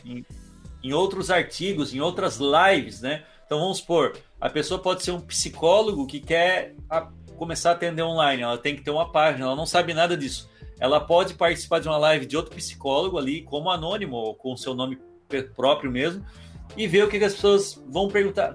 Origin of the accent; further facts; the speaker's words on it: Criciúma, Santa Catarina, Brazil; also born or lived in Balneário Rincão; eu sou de Criciúma, porém a minha mãe é de lá e, e eu cresci, a é, parte da família da minha mãe é do Rincão, e eu cresci com meus primos Cresci é modo de dizer, eu sempre morei em Criciúma